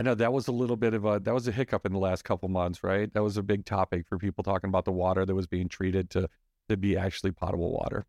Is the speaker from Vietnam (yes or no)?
no; Midwest, United States; now in Scottsdale, United States; I'm from the Midwest